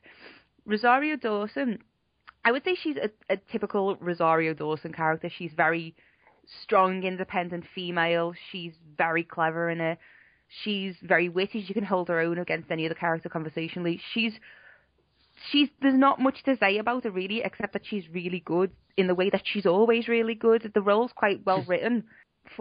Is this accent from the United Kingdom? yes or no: yes; Liverpool, North West England, United Kingdom; I'm from Liverpool